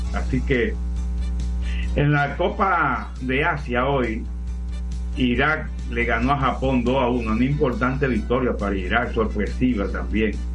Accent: La Vega, Dominican Republic; yo nací en La Vega, y con pueblano mío

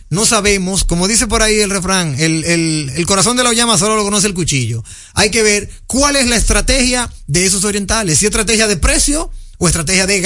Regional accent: Dominican Republic; nosotros somos dominicanos.

